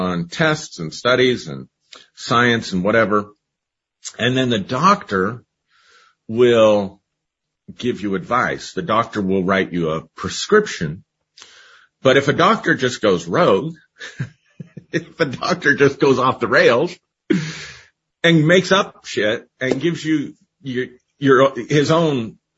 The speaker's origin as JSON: {"language": "English", "country": "United States", "tie": "born or raised there", "said": "growing up in the United States"}